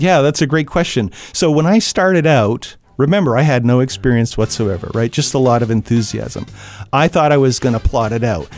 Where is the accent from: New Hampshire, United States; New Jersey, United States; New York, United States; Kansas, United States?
New Hampshire, United States; Franklin; I grew up in Franklin